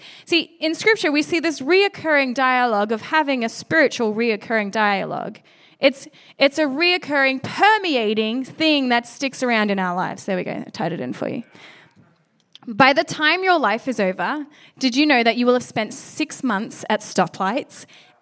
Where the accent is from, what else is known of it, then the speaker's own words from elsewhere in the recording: Australia; moved away; being Australian